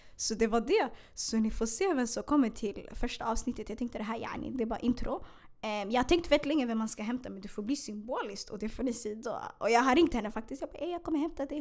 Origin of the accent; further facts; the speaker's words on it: Stockholm, Stockholm County, Sweden; also born or lived in Hagsätra, Stockholm; Jag är född i Hagsätra, jag är uppvuxen i Bredäng.